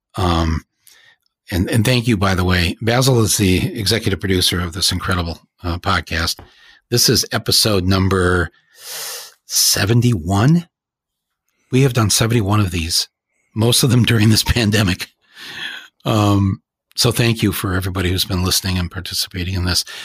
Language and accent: English; Flint, Michigan, United States; We are of Flint, Michigan, folks